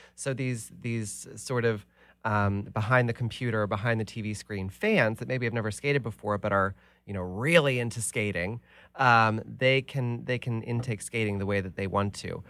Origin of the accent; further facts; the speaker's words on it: United States; as American Olympians